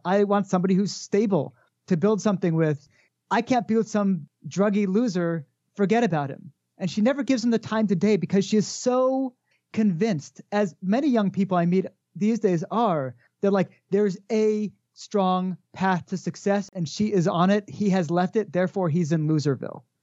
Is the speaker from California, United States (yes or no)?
no; Connecticut, United States; now in Jerusalem, Israel; I grew up with in Connecticut